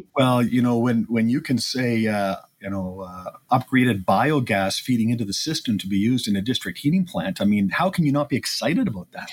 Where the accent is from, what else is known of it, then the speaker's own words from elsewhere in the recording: Edmonton, Alberta, Canada; born and raised in Edmonton